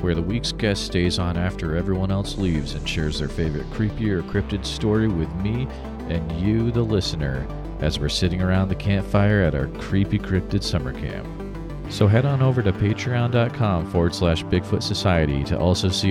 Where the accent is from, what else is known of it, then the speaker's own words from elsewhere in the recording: Western Massachusetts, United States; I grew up in Western Mass.